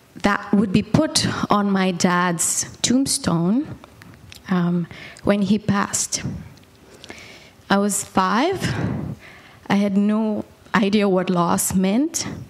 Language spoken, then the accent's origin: English; Bangalore, Karnataka, India; also born or lived in Bombay / Calcutta; I was born and raised in India